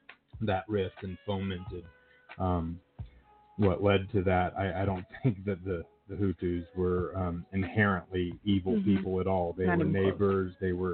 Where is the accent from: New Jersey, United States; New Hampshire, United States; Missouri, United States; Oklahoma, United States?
Oklahoma, United States; Norman; now in Tulsa, United States; I grew up in Oklahoma, in Norman.